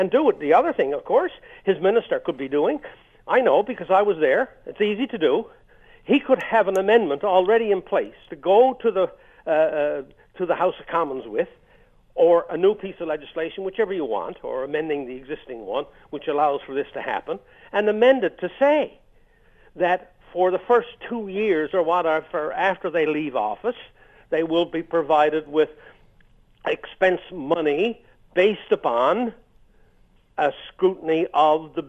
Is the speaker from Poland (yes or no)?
no; Canada; as a Canadian